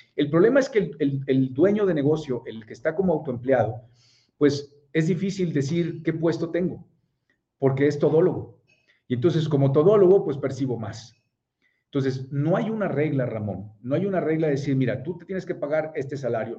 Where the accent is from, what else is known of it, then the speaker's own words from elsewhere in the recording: Monterrey, Nuevo León, Mexico; also born or lived in Puebla; soy de Puebla, pero tengo 42 años y tengo 41 años de vivir en Monterrey, o sea que soy regiomontano